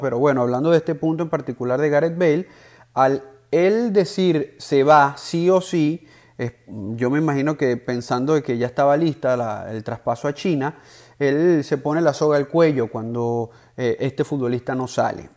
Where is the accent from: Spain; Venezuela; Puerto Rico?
Venezuela; Yo como venezolano